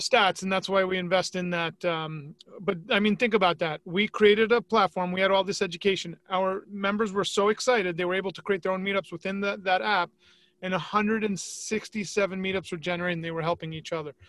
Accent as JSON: {"language": "English", "region": "New York", "country": "United States", "tie": "born or raised there", "moved": "as an adult", "lives_now": "Tampa, United States", "said": "growing up in New York"}